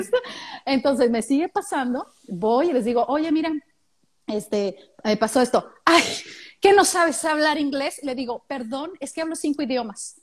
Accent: Mexico; moved away as an adult; now in Australia; de México

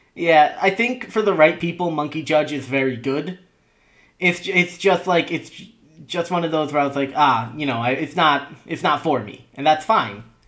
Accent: New York City metropolitan area, United States; growing up in the New York City metropolitan area

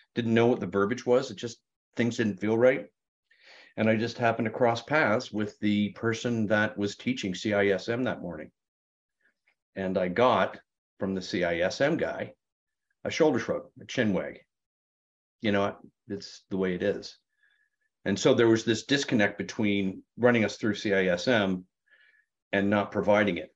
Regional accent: Sarnia, Ontario, Canada; moved away; Sarnia, Ontario, Canada. And I went, "Oh my God, that's my hometown."

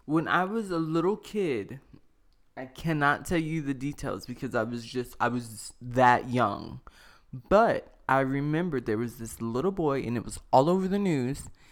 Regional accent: the South, United States; I'm from the South

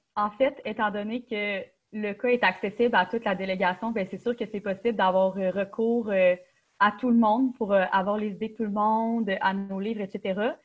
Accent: Quebec City, Quebec, Canada; moved away as an adult; je viens de Québec puis j'ai choisi l'UQTR parce que c'est une bonne université

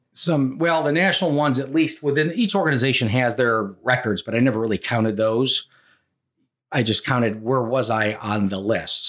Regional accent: Rochester, New York, United States; I grew up in Rochester, New York

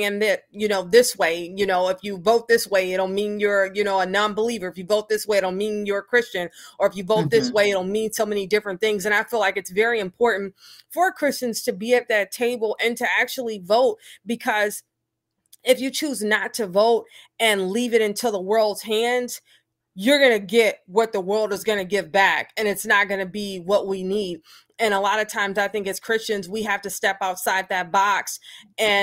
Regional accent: Detroit, Michigan, United States; now in Kalamazoo, United States; growing up in Detroit

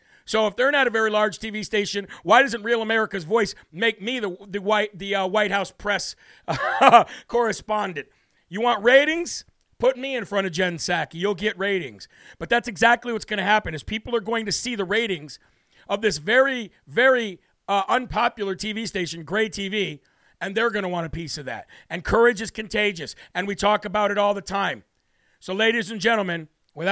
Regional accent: United States; I am an American.

